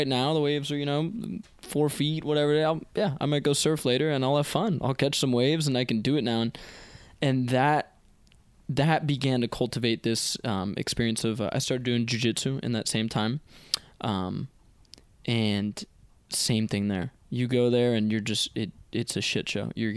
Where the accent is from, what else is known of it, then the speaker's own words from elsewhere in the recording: Palo Alto, California, United States; also born or lived in San Miguel de Allende, Mexico; Grew up in Palo Alto.